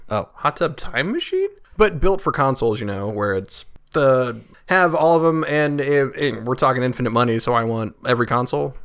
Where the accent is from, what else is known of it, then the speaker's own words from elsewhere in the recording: United States; as an American